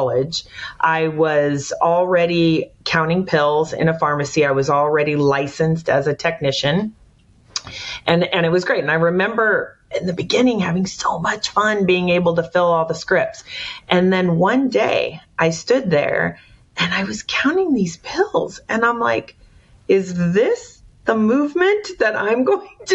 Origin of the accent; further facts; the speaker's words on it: San Jose, California, United States; moved away as an adult; I am from the Bay Area, born and raised